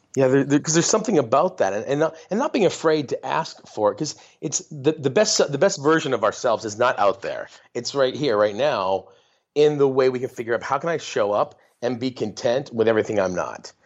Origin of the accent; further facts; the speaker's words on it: northern Maine, United States; also born or lived in San Diego, California; I grew up in a very small town in northern Maine. We're from San Diego, and then when I was a little kid, we moved to this town where my dad grew up